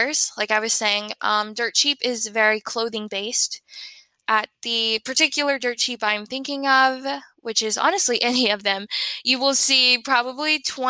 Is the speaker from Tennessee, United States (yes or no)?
yes; Tennessee, United States; I am from Tennessee